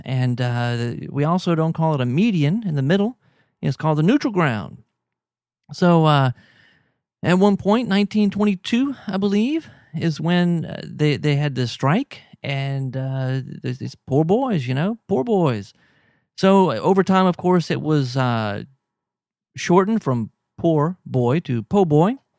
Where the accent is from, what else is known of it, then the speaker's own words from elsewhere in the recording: Baton Rouge, Louisiana, United States; I'm from Baton Rouge